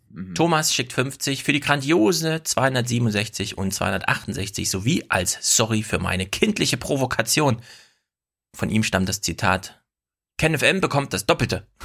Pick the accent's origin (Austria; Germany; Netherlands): Germany; East Germany; ich komme ja auch aus dem Osten.